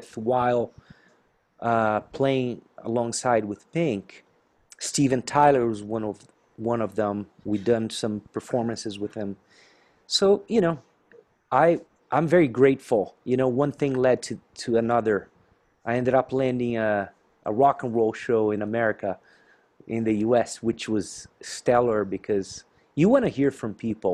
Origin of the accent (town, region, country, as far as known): inland southern Brazil, south of Brazil, Brazil; born or raised there; moved away